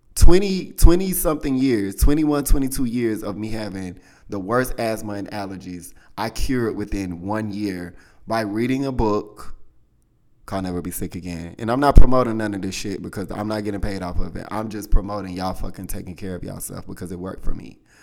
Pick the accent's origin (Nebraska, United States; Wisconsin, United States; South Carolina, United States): South Carolina, United States; I'm from the South, y'all. From South Carolina